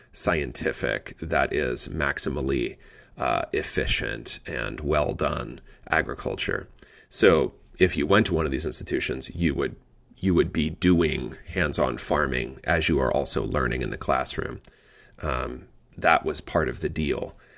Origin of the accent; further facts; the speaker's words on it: Pennsylvania, United States; now in Indiana, United States; my home state of Pennsylvania